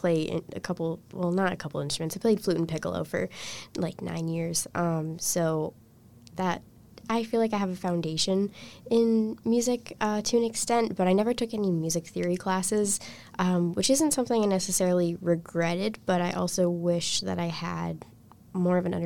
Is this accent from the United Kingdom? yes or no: no; United States; my position in the world as an American person